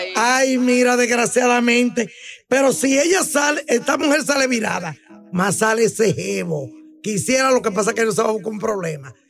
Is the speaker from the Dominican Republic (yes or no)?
yes; Dominican Republic; yo soy dominicana